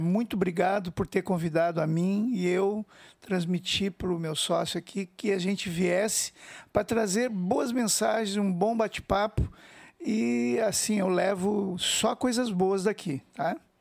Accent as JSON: {"language": "Portuguese", "town": "Porto Alegre", "region": "Rio Grande do Sul", "country": "Brazil", "said": "nós somos de Porto Alegre e a gente toca quase nada em Porto Alegre"}